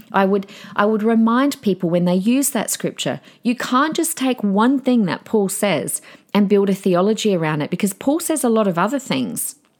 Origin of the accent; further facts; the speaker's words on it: Adelaide, South Australia, Australia; the church that I grew up on in Adelaide in my teenage and young adult years